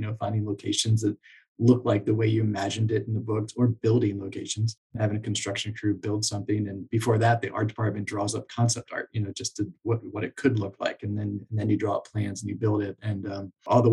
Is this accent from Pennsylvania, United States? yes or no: yes; Lancaster, Pennsylvania, United States; moved away; I grew up in Lancaster, Pennsylvania, and my wife grew up in York, so right across the river.